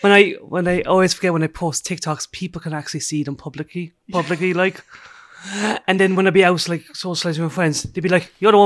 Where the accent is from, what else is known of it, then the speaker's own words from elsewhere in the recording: Rosscarbery, Munster, Ireland; I am from Roscarbery in County Cork. It's a small village just an hour away from Cork. I live on my family farm.